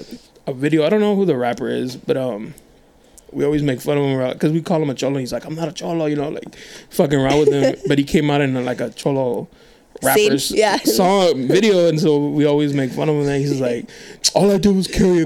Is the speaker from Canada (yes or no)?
no; National City, California, United States; I'm from National City.